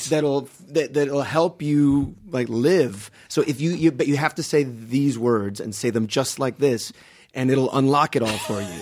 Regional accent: Miami, Florida, United States; also born or lived in Guatemala / Palm Beach; I grew up in Miami, so I came when I was about five months old

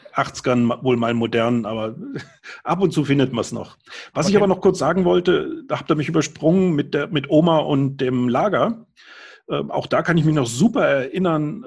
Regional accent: Germany; now in Upper Bavaria, Germany; als Kind auf einem Demeter-Bauernhof am Bodensee gearbeitet habe. Da ist meine Heimat

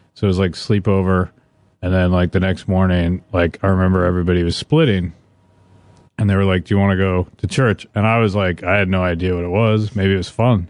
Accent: Vancouver, Washington, United States; accent: Northwestern; moved away; also born or lived in Portland, Oregon; I was born in, um, Vancouver, Washington, which is just over the river from, uh, Portland, Oregon

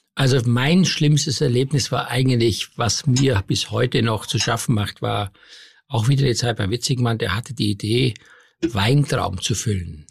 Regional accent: Styria, Austria; moved away; Ich komme aus der Steiermark

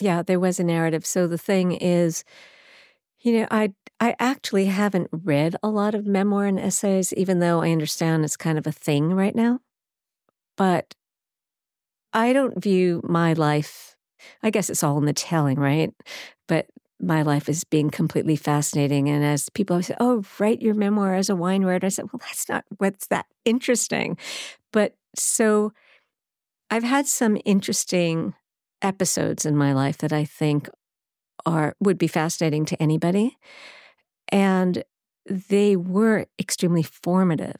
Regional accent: Baldwin, New York, United States; also born or lived in Brooklyn / Manhattan; even though I was born in Brooklyn, raised in Baldwin, Long Island

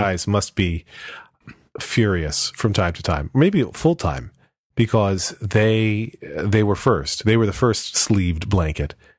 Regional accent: Pennsylvania, United States; I grew up in Pennsylvania

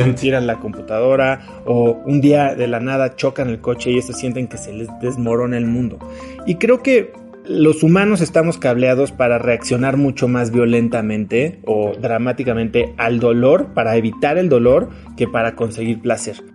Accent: Mexico; also born or lived in New York / Miami; soy mexicano

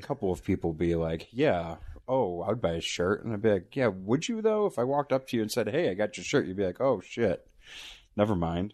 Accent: Buffalo, New York, United States; born or raised there

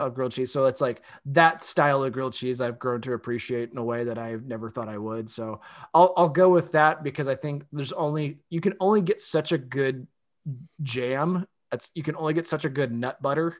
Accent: Austin, Texas, United States; my hometown.

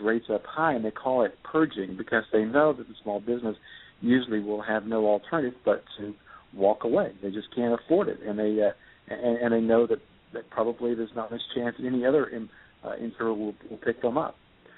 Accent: Tennessee, United States; also born or lived in North Carolina; I was born in North Carolina and raised in Tennessee

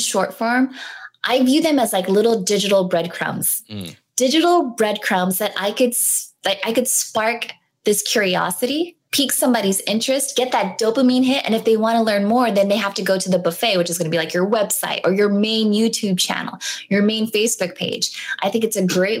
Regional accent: San Diego, California, United States; I'm from San Diego

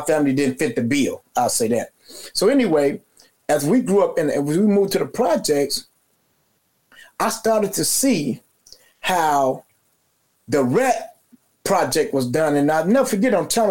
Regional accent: Chicago, Illinois, United States; I was born and raised in Cabrini

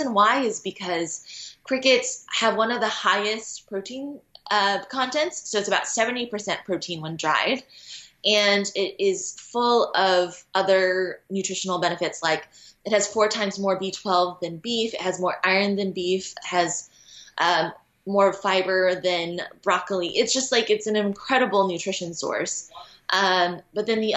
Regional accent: United States; growing up in the Western world in America

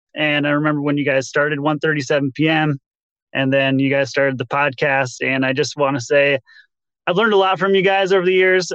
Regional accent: Pacific Northwest, United States; I'm from the Pacific Northwest

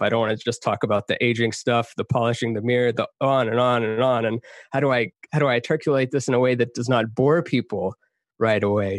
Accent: Texas, United States; moved away; also born or lived in Canada; I grew up half in Texas, half in Canada. My parents are from Iran.

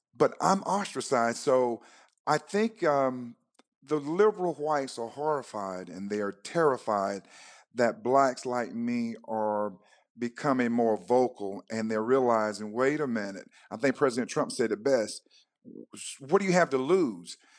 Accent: North Carolina, United States; now in Georgia, United States; I was born and reared in North Carolina on a farm

